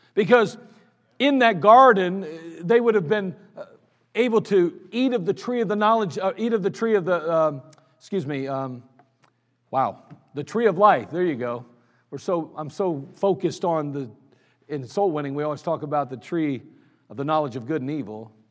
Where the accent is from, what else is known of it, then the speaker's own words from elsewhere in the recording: United States; I'm an American.